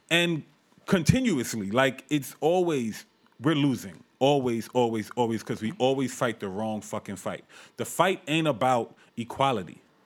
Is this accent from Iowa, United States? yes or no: no; New York City, New York, United States; My parents is from Brooklyn. I'm from Brooklyn.